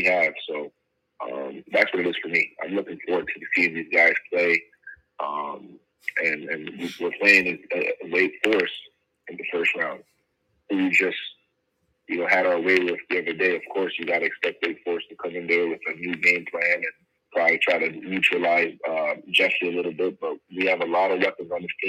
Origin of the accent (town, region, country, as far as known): Canada; also born or lived in Montreal